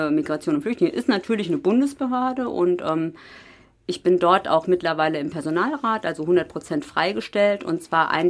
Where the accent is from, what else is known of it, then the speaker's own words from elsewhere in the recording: North Rhine-Westphalia, Germany; Siegen-Wittgenstein ist meine Heimat. Ich bin nach dem Studium wiedergekommen und ich lebe hier ganz bewusst